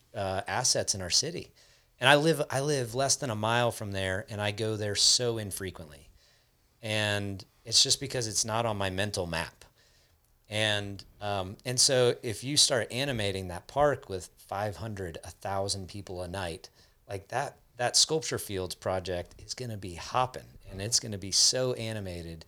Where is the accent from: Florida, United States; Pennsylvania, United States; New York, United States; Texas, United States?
Florida, United States; South; I grew up in South Florida, which is, like, the hottest place in the country